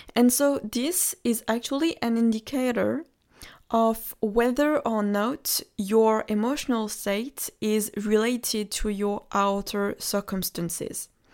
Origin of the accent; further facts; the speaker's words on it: Normandy, France; I come from Normandy. And Normandy is a region, you, you're sure might know, uh, the Normandy of France.